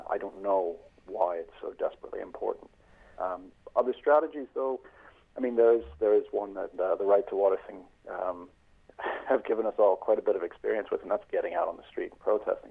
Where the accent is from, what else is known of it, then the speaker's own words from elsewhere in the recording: United States; also born or lived in Sandymount, Dublin, Ireland; now in Dublin, Ireland; I am an American living here in Sandy Mount.